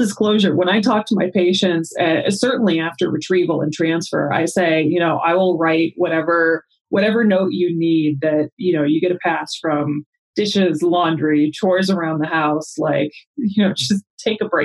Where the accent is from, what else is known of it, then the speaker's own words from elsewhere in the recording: Arizona, United States; I grew up in Arizona